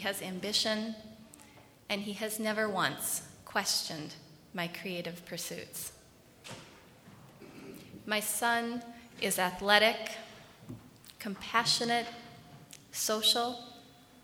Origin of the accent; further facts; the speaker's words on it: Minneapolis, Minnesota, United States; I was born in the Twin Cities to parents who are kind, thoughtful, and generous